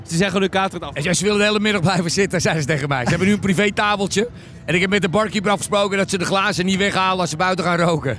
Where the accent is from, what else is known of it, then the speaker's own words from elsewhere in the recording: Randstad, Netherlands; ik kom uit de Randstad